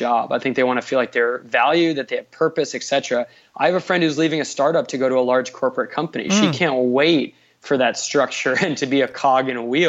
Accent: East Coast, United States; I was born on the East Coast

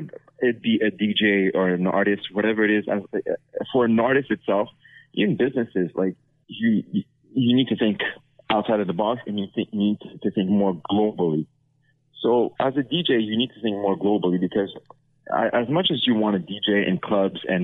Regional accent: Montreal, Quebec, Canada; I'm from Montreal

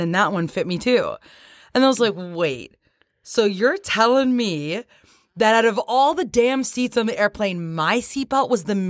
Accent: Canada; now in Nashville, United States; Because we're from Canada.

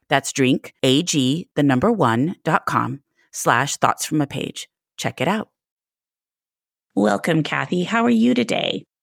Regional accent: near Blue Willow Bookshop, Texas, United States; also born or lived in Evanston, Illinois; I grew up near Blue Willow

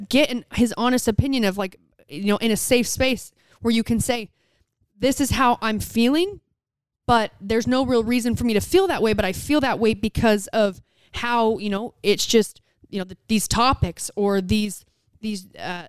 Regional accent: United States; I'm American

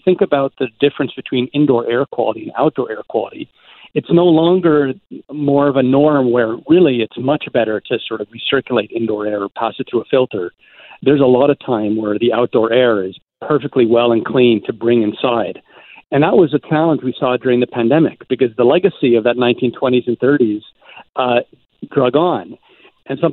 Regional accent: Ontario, Canada; now in Vancouver, Canada; I grew up in Ontario

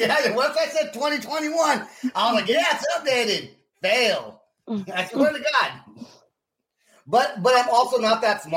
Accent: California, United States; now in Oklahoma City, United States; I'm from California.

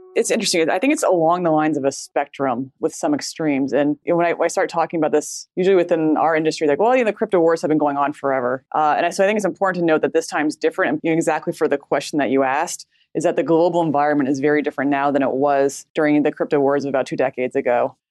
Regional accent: United States

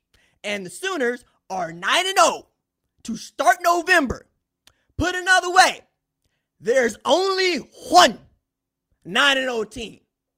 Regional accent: Oklahoma, United States; I'm from Oklahoma, baby.

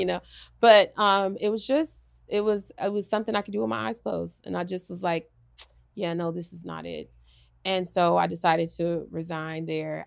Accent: Los Angeles, California, United States; I'm from L A, I'm from South Central

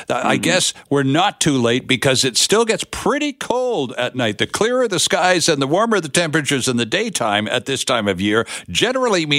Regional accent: Ontario, Canada; moved away; I was raised in Ontario

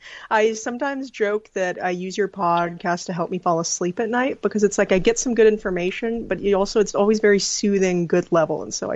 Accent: Pelican Rapids, Minnesota, United States; also born or lived in South Dakota / California; Funny enough, Pelican Rapids. It's an hour out of Fargo, North Dakota. Yeah. So it's like right on the border there.

